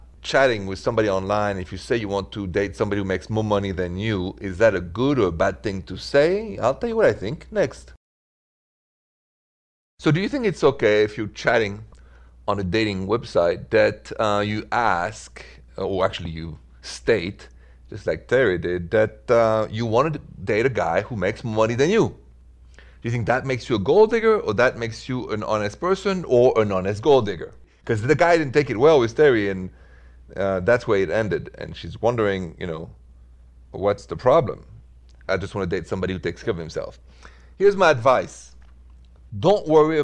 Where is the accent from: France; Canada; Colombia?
France; also born or lived in Midwest, United States; now in United States; I'm from France, not Italy, but I'm a huge fan of Italy and Italians, and I'm in the Midwest